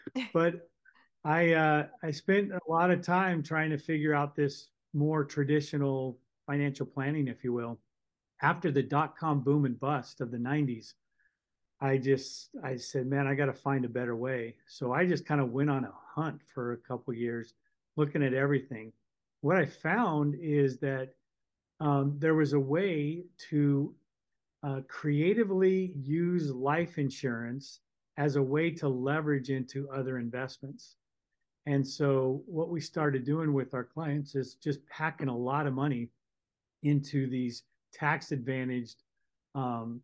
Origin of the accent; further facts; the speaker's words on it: Northern California, United States; I grew up in California, Northern California